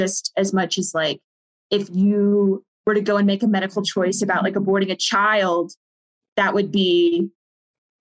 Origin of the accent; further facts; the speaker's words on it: Southern US, United States; moved away; my hometown, which is Southern US, small town